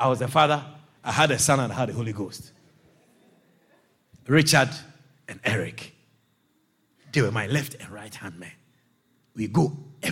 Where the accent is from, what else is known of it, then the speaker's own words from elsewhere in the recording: Agogo, Ashanti, Ghana; moved away as an adult; also born or lived in Kumasi, Ghana; I come from Agogo in that Asante Achim. I was raised there, and I was raised in Kumasi also